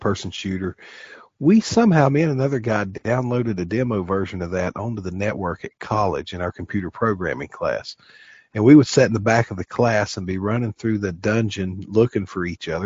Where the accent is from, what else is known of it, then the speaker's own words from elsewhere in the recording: the South, United States; we're from the South around here